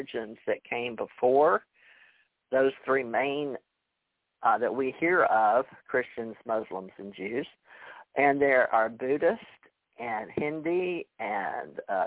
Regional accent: Houston, Texas, United States; I was raised in Houston

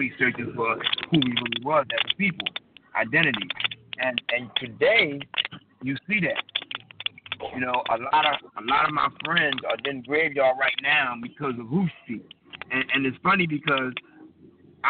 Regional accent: United States; as young black men, you know, growing up in America

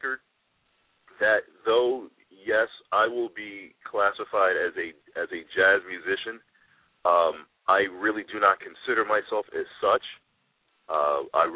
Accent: New York City, New York, United States; I am a product of the South Bronx. I grew up in the Patterson Projects in the South Bronx.

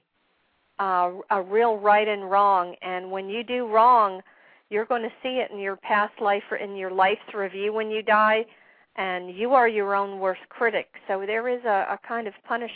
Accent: Ormond Beach, Florida, United States; Ormond Beach, Florida, which is my hometown.

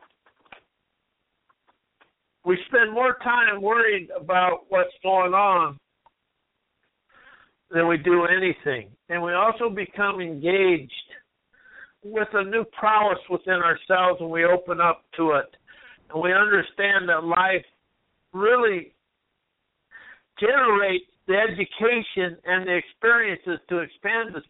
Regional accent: United States; I'm an American

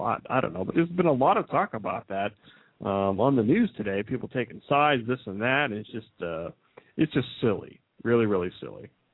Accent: Midwest, United States; I'm from the Midwest

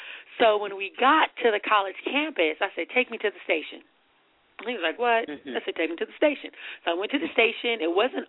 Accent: Richmond, California, United States; I grew up in Richmond, California

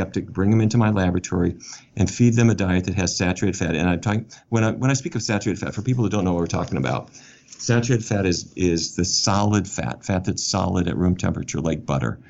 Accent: Fargo, North Dakota, United States; I grew up in Fargo, North Dakota

